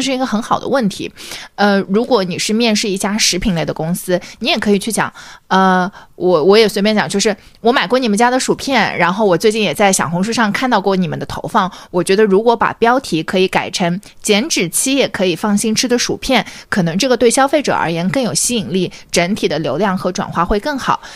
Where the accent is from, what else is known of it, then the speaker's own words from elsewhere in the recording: Shanghai, China; 我是上海人嘛